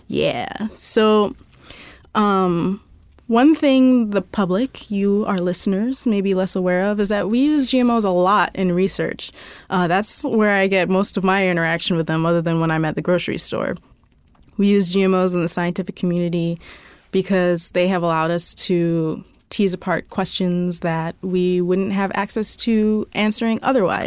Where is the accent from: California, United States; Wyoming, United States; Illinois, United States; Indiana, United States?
Indiana, United States; I grew up in Indiana, so it's, like, everywhere is cornfields.